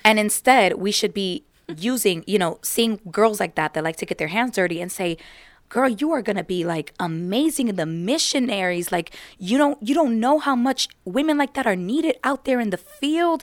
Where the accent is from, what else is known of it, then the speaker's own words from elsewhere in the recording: United States; I am American, so I was born and raised here in America